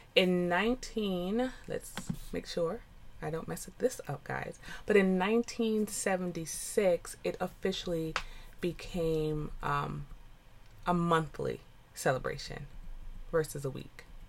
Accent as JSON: {"language": "English", "country": "United States", "said": "I am a first generation American. My parents are West Indian, Jamaicans. But I am American"}